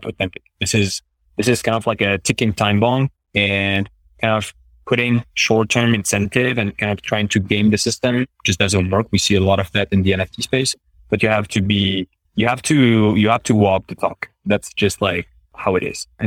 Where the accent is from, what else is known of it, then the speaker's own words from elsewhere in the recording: Paris, Île-de-France, France; I'm French, right? But I'm from Paris. And I'm from like a specific district within, you know, within Paris, the 18th district